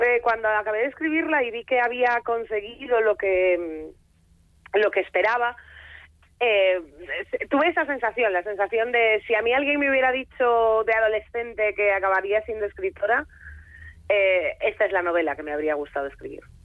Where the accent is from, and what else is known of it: Foz, Galicia, Spain